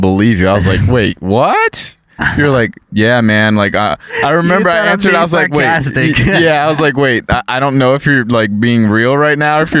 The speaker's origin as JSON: {"language": "English", "region": "South Florida", "country": "United States", "tie": "born or raised there", "moved": "as an adult", "lives_now": "California, United States", "said": "growing up in South Florida in that melting pot society, I was raised with all sorts of cultures, especially Caribbean, Haitian cultures."}